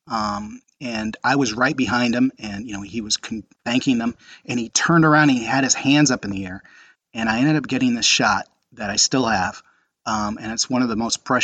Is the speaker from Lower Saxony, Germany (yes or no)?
no; Frankfurt, Hesse, Germany; watching them present the Europa Cup uh, this past spring was it just brought back a flood of memories of growing up in Frankfurt.